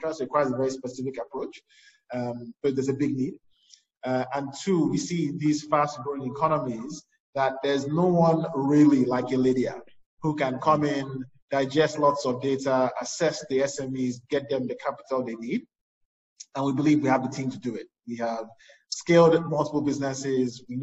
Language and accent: English; Nigeria; I grew up in Nigeria